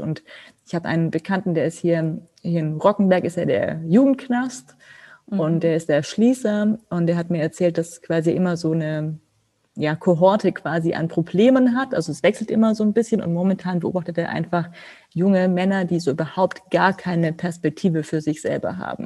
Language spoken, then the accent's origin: German; Germany